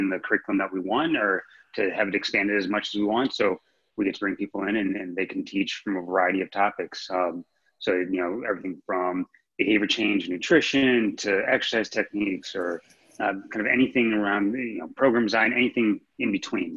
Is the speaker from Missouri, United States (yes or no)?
yes; St. Louis, Missouri, United States; moved away as an adult; now in Los Angeles, United States; I'm originally from St. Louis, Missouri, so I didn't know what Equinox was when I moved out to Los Angeles